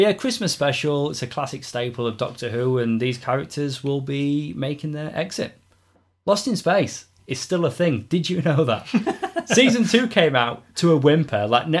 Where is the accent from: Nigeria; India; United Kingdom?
United Kingdom; I'm more of a Marmite guy, being British.